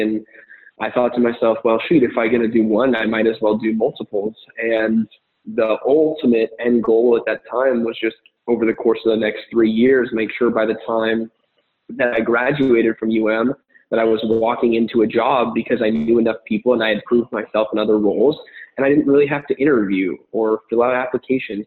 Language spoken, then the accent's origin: English; Arizona, United States; moved away as an adult; also born or lived in Miami; I was born and raised in Arizona